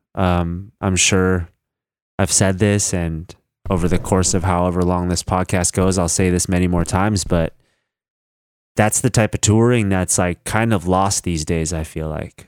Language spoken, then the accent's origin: English; Northern California, United States; I'm from Northern California